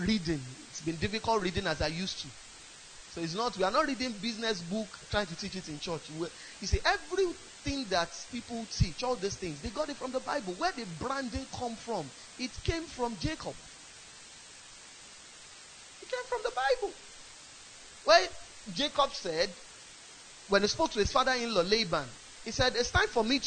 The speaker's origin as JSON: {"language": "English", "town": "Ibadan", "region": "Oyo", "country": "Nigeria", "tie": "born or raised there", "said": "I grew up in Ibadan."}